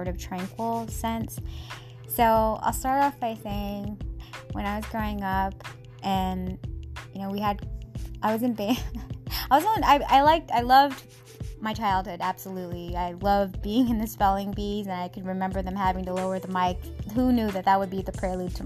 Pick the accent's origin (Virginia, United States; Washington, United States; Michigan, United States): Washington, United States; Seattle; our home back in my hometown, Seattle